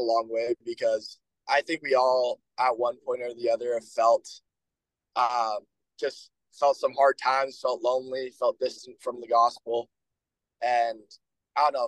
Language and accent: English; Bountiful, Utah, United States; now in Logan, United States; from Bountiful, Utah